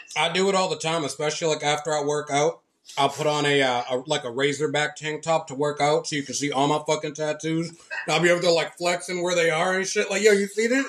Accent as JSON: {"language": "English", "town": "Lynn", "region": "Massachusetts", "country": "United States", "tie": "born or raised there", "moved": "yes", "lives_now": "Florida, United States", "said": "I grew up in Lynn, Massachusetts"}